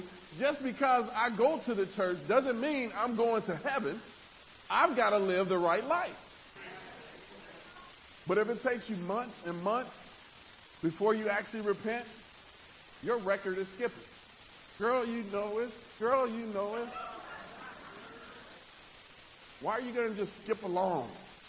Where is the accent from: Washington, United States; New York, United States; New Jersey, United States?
New York, United States; I wasn't born that way. I grew up in New York. You got to be tough. I was 3 years old walking to school barefoot. That's just how I grew up.